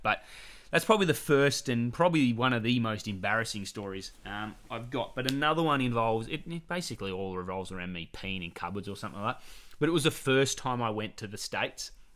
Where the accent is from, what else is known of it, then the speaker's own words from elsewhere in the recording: Australia; we're coming over from Australia